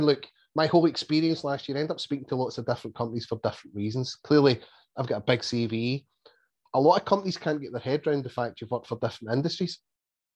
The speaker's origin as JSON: {"language": "English", "region": "Scotland", "country": "United Kingdom", "said": "you're Scottish"}